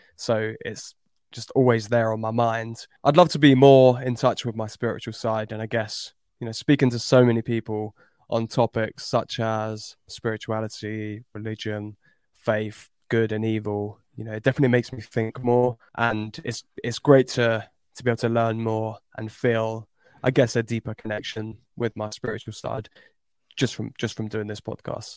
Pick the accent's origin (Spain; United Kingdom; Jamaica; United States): United Kingdom; Cambridge, East of England; I grew up in Cambridge